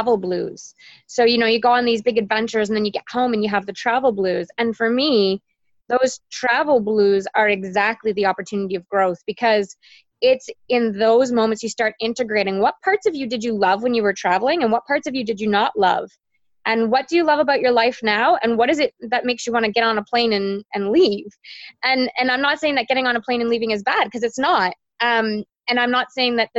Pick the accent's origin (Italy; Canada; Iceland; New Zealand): Canada; Toronto, Ontario; I grew up in Toronto, and I spent all my summers in the Kawarthas